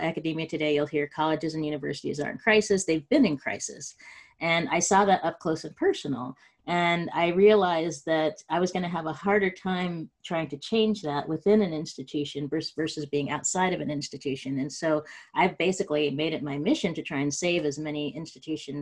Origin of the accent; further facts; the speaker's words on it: Spokane, Washington, United States; also born or lived in Los Angeles, California / Stanford, California / Austin, Texas; now in Menlo Park, United States; I grew up in Spokane, Washington, first generation college goer